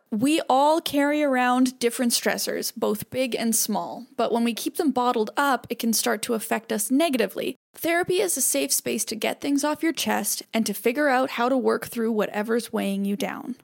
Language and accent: English; Canada; now in United States; I'm from Canada